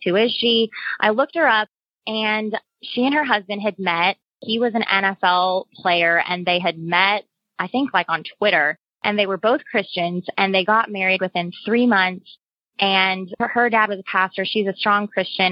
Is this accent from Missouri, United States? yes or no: yes; Cape Girardeau, Missouri, United States; moved away as an adult; also born or lived in New York; I grew up in Cape Girardeau, Missouri